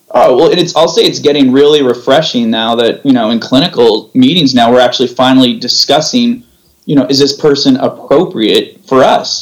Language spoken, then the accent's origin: English; San Jose, California, United States; also born or lived in Orange County; I'm from uh, the Bay Area. So I oh, grew up in I grew up in San Jose